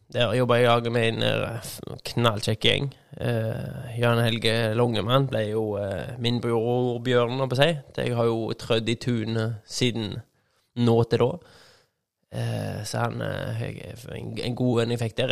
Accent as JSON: {"language": "Norwegian", "town": "Skudeneshavn", "region": "Rogaland", "country": "Norway", "tie": "born or raised there", "also_born_or_lived": "Haugesund", "said": "Jeg er født i Haugesund, tror jeg. Oppvokst i Skudenes"}